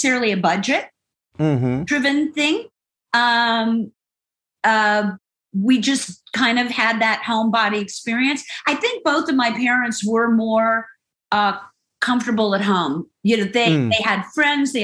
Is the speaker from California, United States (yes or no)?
no; Central Florida, United States; growing up in Central Florida, you know, you had just beautiful weather